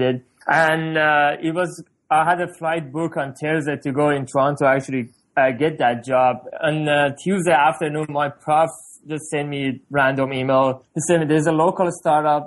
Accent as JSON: {"language": "English", "town": "Tehran", "region": "Tehran Province", "country": "Iran", "moved": "yes", "lives_now": "Canada", "said": "I'm originally from Iran, Tehran. I came to Canada in 2004."}